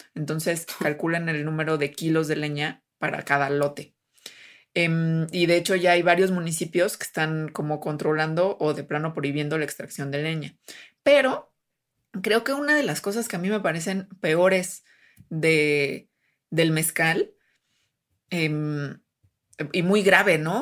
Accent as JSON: {"language": "Spanish", "region": "Jalisco", "country": "Mexico", "said": "es de mi tierra, este Jalisco"}